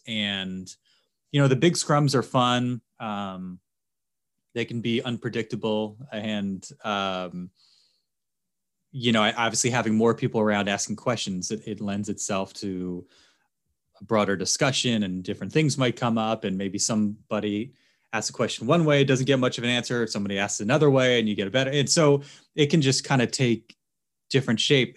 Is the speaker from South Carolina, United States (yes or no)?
no; Philadelphia, Pennsylvania, United States; moved away as an adult; also born or lived in Baltimore / Kalispell; now in San Diego, United States; I grew up in Philly